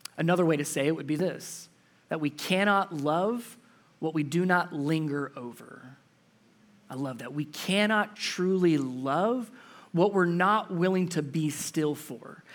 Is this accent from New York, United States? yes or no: no; Cincinnati, Ohio, United States; I'm from Cincinnati, Ohio, so just north of where I grew up